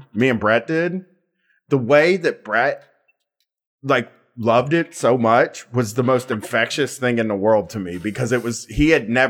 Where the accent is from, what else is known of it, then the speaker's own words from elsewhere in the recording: Groveport, Ohio, United States; Like, I'm from Groveport.